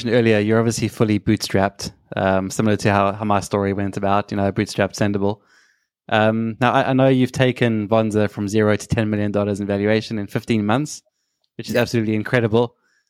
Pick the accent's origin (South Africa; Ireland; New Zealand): South Africa; moved away as an adult; also born or lived in Cape Town; now in London, United Kingdom; I'm from Africa as well. I'm from South Africa. So I moved to London as well. I had a job in Cape Town and then moved here.